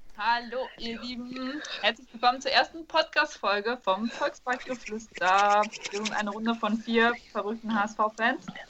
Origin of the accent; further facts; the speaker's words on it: Münsterland, North Rhine-Westphalia, Germany; now in Cologne, Germany; ich bin aufgewachsen im Münsterland, bin halt jetzt in Köln